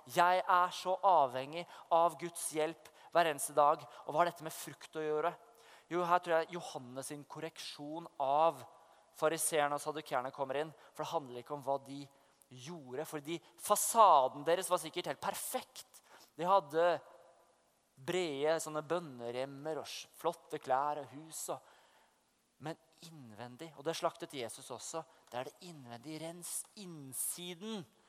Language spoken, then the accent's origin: Norwegian; Oslo, Norway; moved away as an adult; now in Vestby, Norway; jeg vokste opp i Oslo, men jeg bor i Vestby